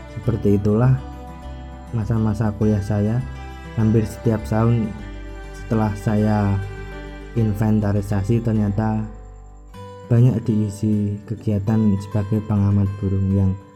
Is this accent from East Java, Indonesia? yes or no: no; Pati, Central Java, Indonesia; kampung halaman saya, yaitu wilayah Kabupaten Pati